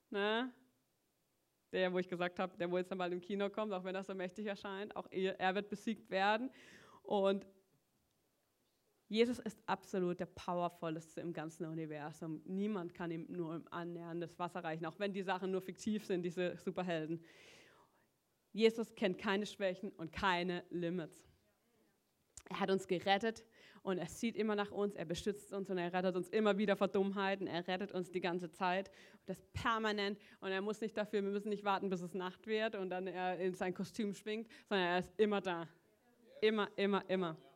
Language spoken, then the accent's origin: German; Schuttern, Baden-Württemberg, Germany; ich, ich komme aus Schuttern, so einem Dorf, wo keiner kennt.